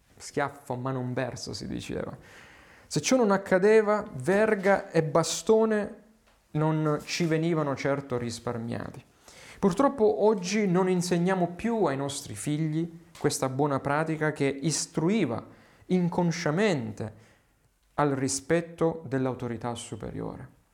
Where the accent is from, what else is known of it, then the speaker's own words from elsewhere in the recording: Southern Italy, Italy; Qui nel sud Italia, parlo nelle mie zone